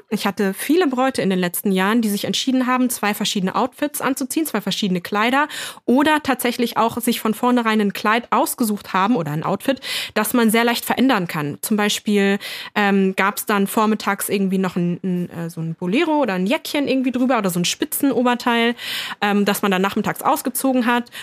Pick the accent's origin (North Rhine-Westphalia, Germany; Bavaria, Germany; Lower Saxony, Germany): Lower Saxony, Germany; now in East Germany; Ich bin ja aus Niedersachsen